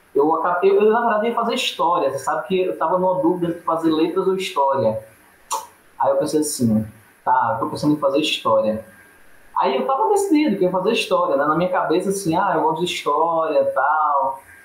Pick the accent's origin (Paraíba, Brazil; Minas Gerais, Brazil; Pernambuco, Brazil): Paraíba, Brazil; moved away; also born or lived in Sergipe; não nasci originalmente em Sergipe. Eu sou paraibano e vim da Paraíba para Sergipe. Aí em Sergipe eu fiz meu ensino médio, faculdade, universidade